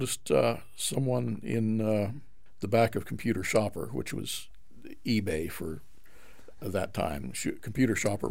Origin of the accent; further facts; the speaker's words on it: Boise, Idaho, United States; moved away as an adult; also born or lived in California; Right here. In Boise? In Boise. Okay. So Idaho is your home. In fact, I was born probably half a mile from here